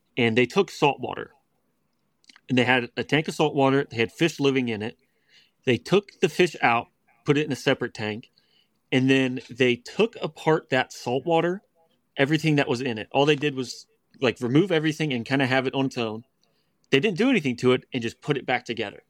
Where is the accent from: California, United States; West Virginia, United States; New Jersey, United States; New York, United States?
West Virginia, United States; we grew up in West Virginia, but it was suburbia, you know, about hour and a half from D C